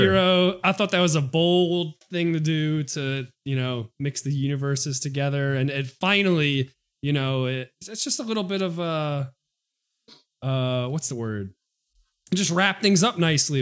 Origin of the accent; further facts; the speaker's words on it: New York City, New York, United States; I'm a kid from Queens